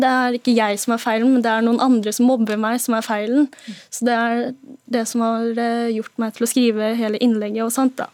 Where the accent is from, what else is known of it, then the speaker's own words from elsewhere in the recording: Norway; hele barndommen min i Norge